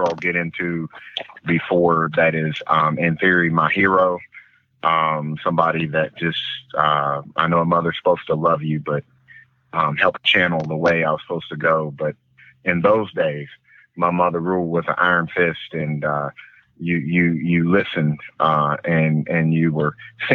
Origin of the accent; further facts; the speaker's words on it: Huntington, West Virginia, United States; moved away; also born or lived in Texas; I grew up in Huntington, West Virginia